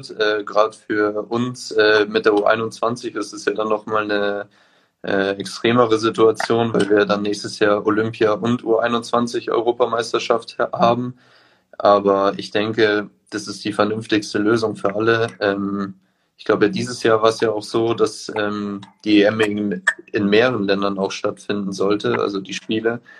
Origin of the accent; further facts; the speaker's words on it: Munich, Bavaria, Germany; aber ich bin auch äh, gebürtiger Münchner.